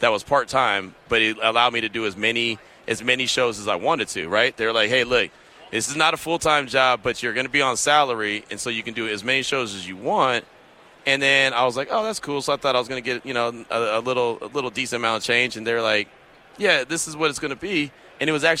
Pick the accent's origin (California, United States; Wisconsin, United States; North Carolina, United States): California, United States; the Bay Area; moved away as an adult; also born or lived in Central Texas; now in Las Vegas, United States; I'm from the Bay